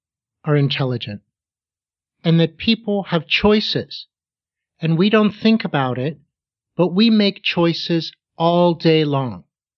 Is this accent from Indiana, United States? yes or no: no; Pittsburgh, Pennsylvania, United States; Well, I grew up in Pittsburgh, Pennsylvania.